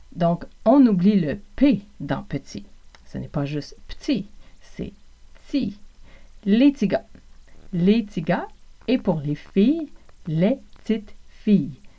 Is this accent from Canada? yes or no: yes; Montreal region, South Shore, Quebec, Canada; accent: Québécois; je suis originaire du Québec Évidemment, c'est aussi l'accent de l'Amérique du Nord, de la région de Montréal, plus spécifiquement pour moi, de la rive sud